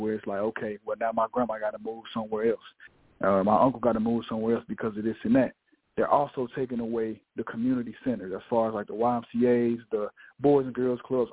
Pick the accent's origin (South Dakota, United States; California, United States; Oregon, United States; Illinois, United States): Illinois, United States; Chicago; moved away; also born or lived in Mississippi / Memphis, Tennessee; I grew up about 6 years in Chicago. As you know, I lived in Memphis as well. So I'm from Mississippi